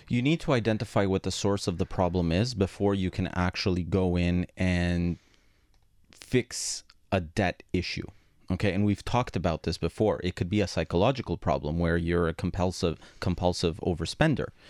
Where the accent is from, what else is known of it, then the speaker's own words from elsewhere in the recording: Montreal, Quebec, Canada; first language Greek; English is a second language; I grew up in a Greek household. My first language was Greek, my second one was English, even though I was born here